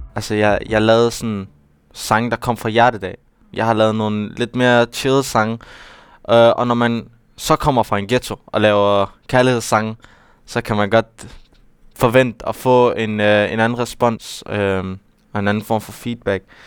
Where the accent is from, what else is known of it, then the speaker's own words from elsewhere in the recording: Aarhus, Central Denmark Region, Denmark; det er jo der, jeg kommer fra, og det er jo, det er jo der, hvor jeg, hvor jeg er opvokset